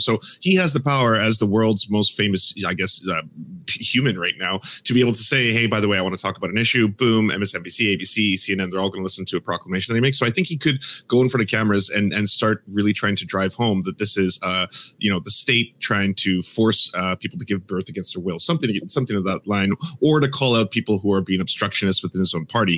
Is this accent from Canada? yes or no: yes; Canada; As a Canadian